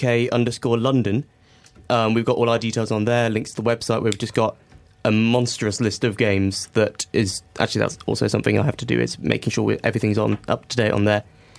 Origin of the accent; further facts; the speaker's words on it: Singapore; also born or lived in Hong Kong; Well, okay, so I grew up in Singapore and Hong Kong